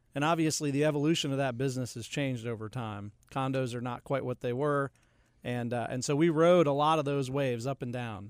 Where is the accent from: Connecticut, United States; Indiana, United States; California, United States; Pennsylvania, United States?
Connecticut, United States; moved away as an adult; also born or lived in upstate New York; now in Charlotte, United States; I did grow up in Connecticut